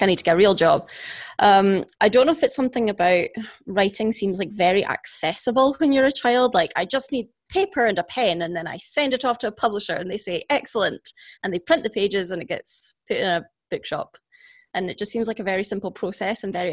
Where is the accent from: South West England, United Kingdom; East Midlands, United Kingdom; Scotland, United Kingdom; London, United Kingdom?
Scotland, United Kingdom; Perthshire; now in Edinburgh, United Kingdom; I live in Edinburgh, but I'm originally from Perthshire